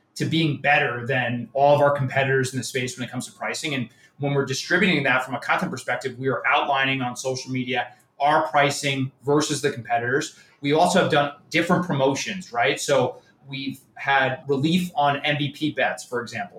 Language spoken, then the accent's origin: English; New York area, United States; I'm from the New York area, Yankee fan